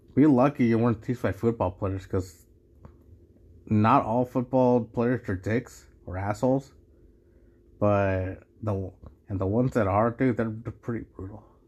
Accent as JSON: {"language": "English", "country": "Mexico", "said": "I'm from Mexico, but yeah, I, at least I can call myself Mexican"}